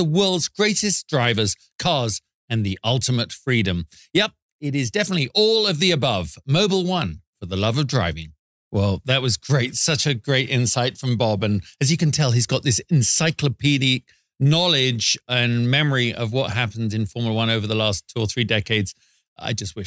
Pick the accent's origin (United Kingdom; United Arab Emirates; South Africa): United Kingdom; now in Las Vegas, United States; As a Brit